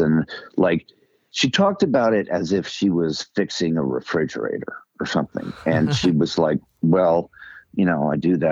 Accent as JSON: {"language": "English", "town": "Greenwich", "region": "Connecticut", "country": "United States", "tie": "born or raised there", "said": "I grew up in Greenwich, Connecticut."}